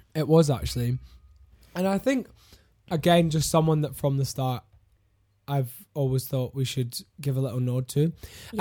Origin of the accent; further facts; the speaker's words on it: Glasgow, Scotland, United Kingdom; I'm from Glasgow